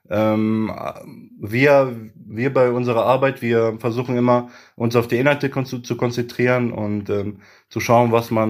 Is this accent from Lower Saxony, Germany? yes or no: yes; Göttingen, Lower Saxony, Germany; ich bin ein Göttinger, ich komme aus Göttingen und ähm, das ist meine Heimat so